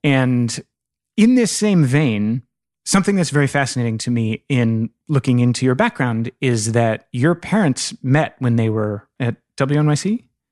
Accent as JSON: {"language": "English", "region": "Northern Virginia", "country": "United States", "said": "I'm from Northern Virginia"}